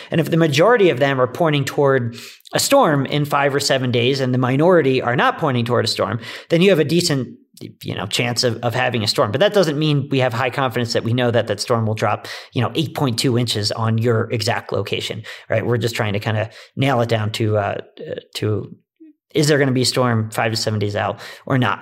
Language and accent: English; outside of Philadelphia, Pennsylvania, United States; moved away as an adult; now in Colorado, United States; I grew up outside of Philadelphia